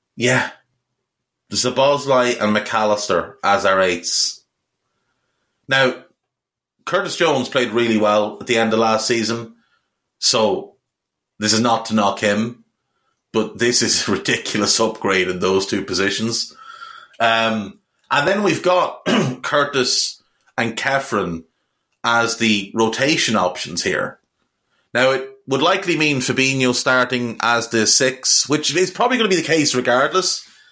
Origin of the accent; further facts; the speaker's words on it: Navan, Leinster, Ireland; My hometown is Navan in County Meath in Ireland. That's where I'm from. It's where I grew up.